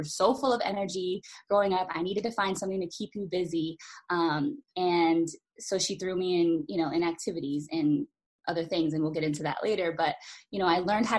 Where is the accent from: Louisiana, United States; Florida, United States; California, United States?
California, United States; Los Angeles; a young child growing up